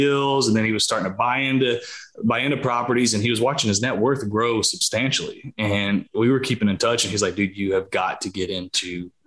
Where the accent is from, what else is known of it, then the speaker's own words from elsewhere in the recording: South Carolina, United States; I'm from a small town in South Carolina. Grew up here my entire life